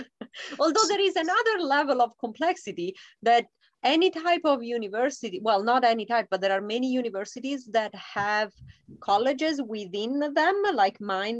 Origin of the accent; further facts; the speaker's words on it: Italy; English is a second language; moved away as an adult; now in United States; Coming from an international setting, I was coming from Italy